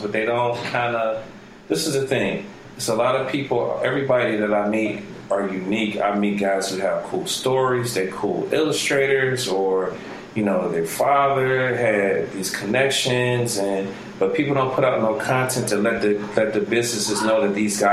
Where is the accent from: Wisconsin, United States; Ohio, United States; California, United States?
Ohio, United States; Cleveland; this is my hometown